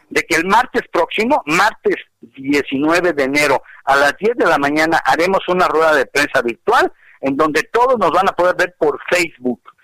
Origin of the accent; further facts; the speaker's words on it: Mexico; no somos extranjeros, somos mexicanos